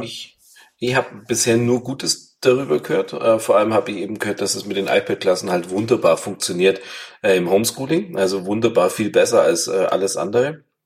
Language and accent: German; Bavaria, Germany; bei uns in Bayern